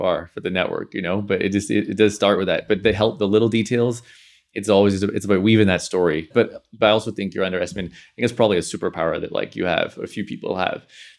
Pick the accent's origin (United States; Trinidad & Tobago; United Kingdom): United Kingdom; Belfast, Northern Ireland; now in London, United Kingdom; Growing up in Belfast, like there wasn't a lot of network per se. So there was like an element of like, I'm gonna throw out here and I'm gonna move to London.